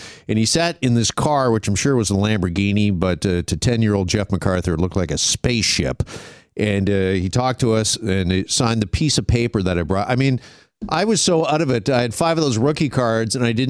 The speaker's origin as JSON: {"language": "English", "town": "Burlington", "region": "Ontario", "country": "Canada", "tie": "born or raised there", "said": "I was growing up in Burlington"}